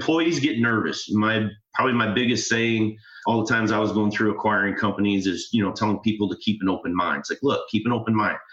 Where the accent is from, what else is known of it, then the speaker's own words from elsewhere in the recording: Midwest, United States; I'm from the Midwest